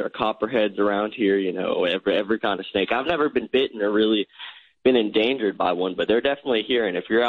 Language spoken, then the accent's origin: English; East Tennessee, United States; I'm actually from East Tennessee. I don't know if you were over in that area, but I'm in the very northeast corner, right on the border to Asheville.